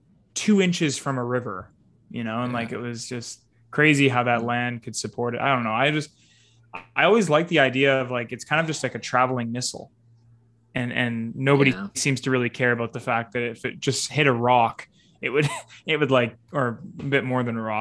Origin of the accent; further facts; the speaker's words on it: Wakefield, Quebec, Canada; It was going between Chelsea and Wakefield. And it was right in my hometown. I used to run next to it as a kid